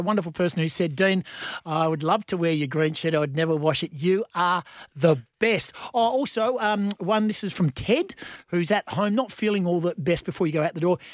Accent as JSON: {"language": "English", "town": "Bunbury", "region": "Western Australia", "country": "Australia", "tie": "born or raised there", "moved": "yes", "said": "my hometown, of course, in Bunbury Town"}